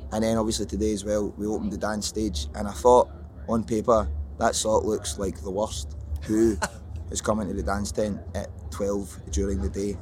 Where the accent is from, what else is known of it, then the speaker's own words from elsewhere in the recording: Scotland, United Kingdom; I'm Scottish